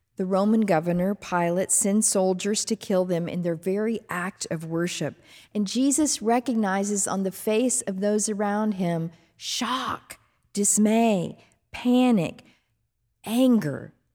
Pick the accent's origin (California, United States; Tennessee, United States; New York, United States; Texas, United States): Texas, United States; Fort Worth; When I was growing up as a little girl in Fort Worth, Texas, there was a pastor in my hometown